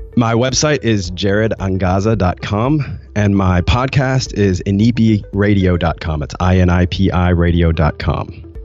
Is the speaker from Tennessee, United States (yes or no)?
yes; Nashville, Tennessee, United States; moved away as an adult; also born or lived in Rwanda; I'm from Nashville, and I was coming from Nashville culture